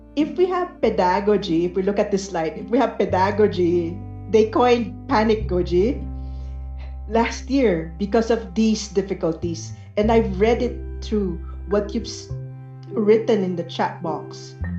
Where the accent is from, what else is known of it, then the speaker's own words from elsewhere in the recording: Philippines; we're very Filipino